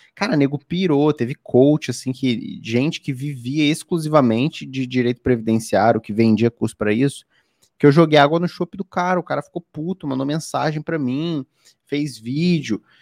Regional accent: Rio de Janeiro, Brazil; eu sou do Rio de Janeiro

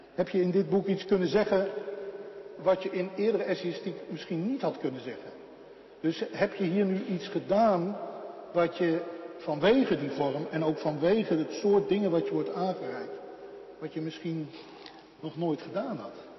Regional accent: Netherlands; ik ben een typische Hollander

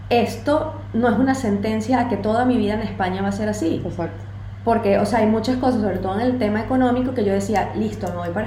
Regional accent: Venezuela; pero yo como venezolana hablo dando golpes

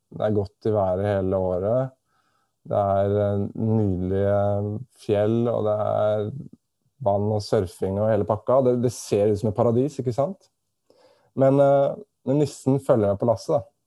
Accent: Norway; moved away as an adult; now in Australia; jeg kommer fra Norge

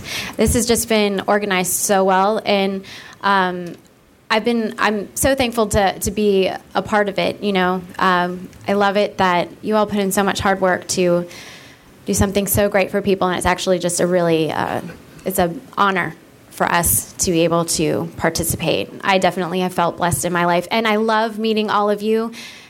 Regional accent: United States; so great to actually see the things that I've, you know, learned about all this, you know, my years growing up in America.

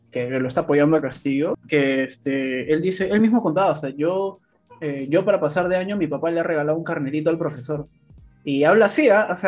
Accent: Lima, Peru; yo nací en Lima

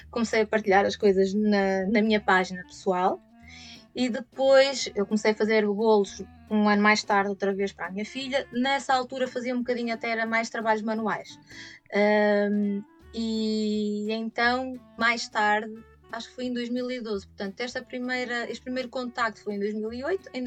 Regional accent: São João da Madeira, Aveiro District, Portugal; also born or lived in Braga; nasci em 1979 em Aveiro e passado sete dias vim para São João da Madeira, eh, que é a cidade que me viu crescer.

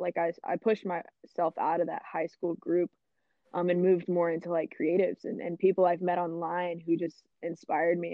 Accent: Fort Worth, Texas, United States; I am born and raised in Fort Worth, Texas. Um, I've been here my whole life

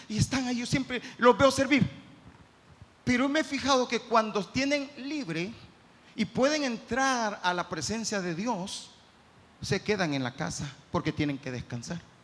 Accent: El Salvador

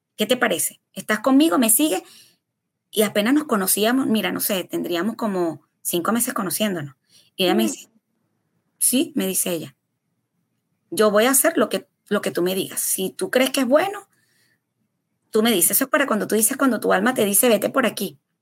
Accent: Venezuela; moved away as an adult; now in United States

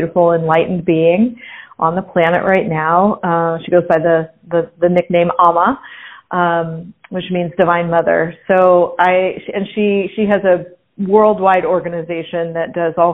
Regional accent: Pasadena, California, United States; moved away as an adult; also born or lived in Italy; I was born and raised in Pasadena, California

